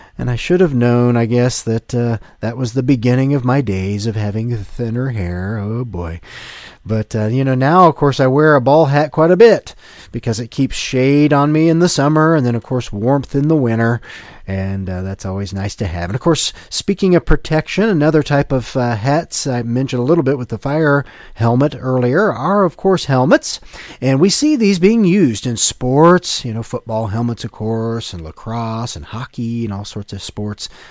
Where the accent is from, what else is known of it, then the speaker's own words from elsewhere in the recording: Ohio, United States; my hometown, uh, team, the Ohio State Buckeyes